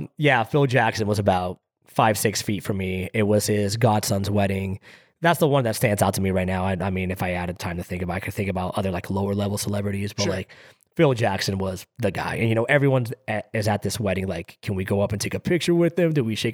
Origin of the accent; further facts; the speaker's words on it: Greece; moved away; I grew up in Greece where weddings are entirely different.